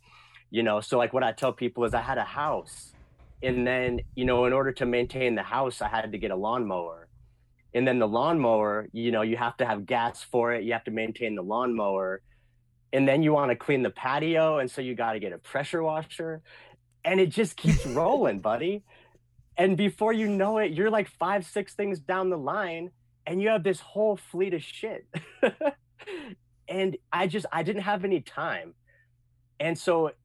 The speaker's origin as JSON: {"language": "English", "area": "a small town outside Portland", "region": "Oregon", "country": "United States", "tie": "born or raised there", "moved": "yes", "said": "I grew up in Oregon, a small town outside Portland"}